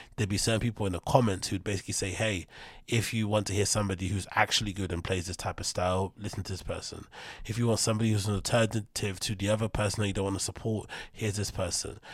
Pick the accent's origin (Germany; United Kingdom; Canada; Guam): United Kingdom; London; somebody like myself who's from London